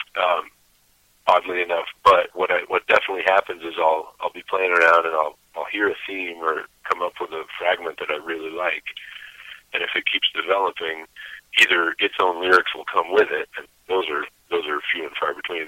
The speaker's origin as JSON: {"language": "English", "town": "Bristol", "region": "Vermont", "country": "United States", "tie": "born or raised there", "said": "Bristol specifically is where I was born and, and grew up"}